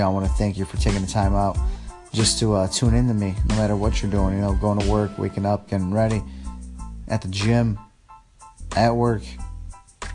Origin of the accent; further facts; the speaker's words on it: Chicago, Illinois, United States; also born or lived in Poland; Then came here at the age of 5 to America, and I've been pretty much raised in Chicago, the Chicagoland area, all my life